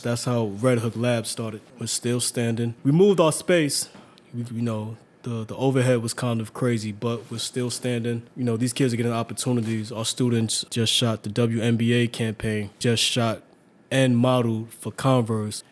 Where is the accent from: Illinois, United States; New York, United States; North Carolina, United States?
New York, United States; New York City; also born or lived in Staten Island / Hunts Point; I was born in Staten Island, but up until 1990, I lived in Harlem, and I moved to Hunts Point. But you know, I kept on coming back, and then I was always back and forth to Harlem. So it's like Harlem or Hunts Point, not Staten Island.